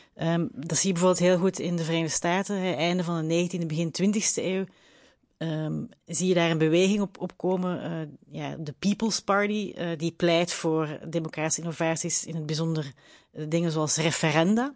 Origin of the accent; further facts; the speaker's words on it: Belgium; als Belg